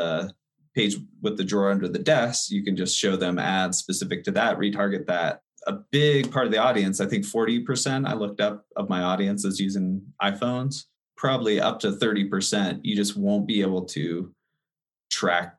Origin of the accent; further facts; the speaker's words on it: Denver, Colorado, United States; also born or lived in Los Angeles; I'm actually originally from Denver, and then I moved out there for about 5 years doing video production, and came back to Denver.